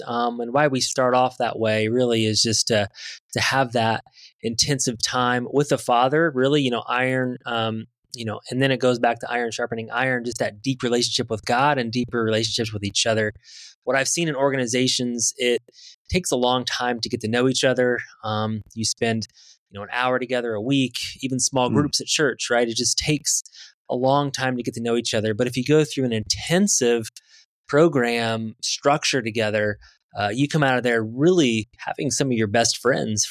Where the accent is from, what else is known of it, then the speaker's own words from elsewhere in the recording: Midwest, Indiana, United States; I'm from Indiana Midwest